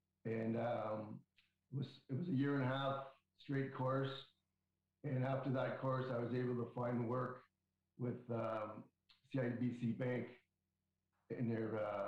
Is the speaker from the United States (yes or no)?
no; Windsor, Ontario, Canada; now in Toronto, Canada; I grew up, I'm originally from Windsor, Ontario, and I grew up playing hockey probably since I was 7 years old.